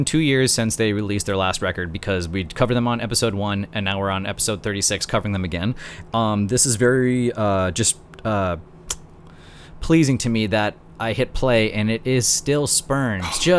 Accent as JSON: {"language": "English", "region": "North Dakota", "country": "United States", "said": "I'm from North Dakota."}